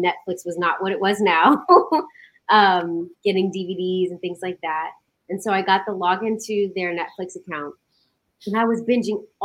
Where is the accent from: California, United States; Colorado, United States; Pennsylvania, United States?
California, United States; Stockton; moved away as an adult; now in Los Angeles, United States; I am originally from Stockton, California, which is a city up in Northern California